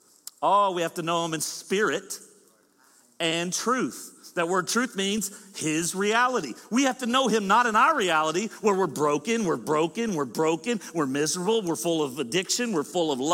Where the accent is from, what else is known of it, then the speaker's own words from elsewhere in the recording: the South, United States; I'm from the South, we slur